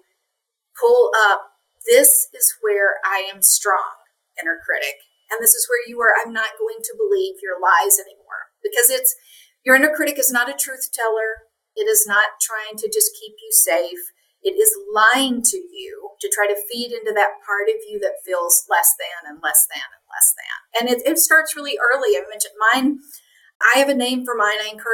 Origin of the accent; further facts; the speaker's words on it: Appalachia, Eastern Kentucky, United States; I grew up in Appalachia in Eastern Kentucky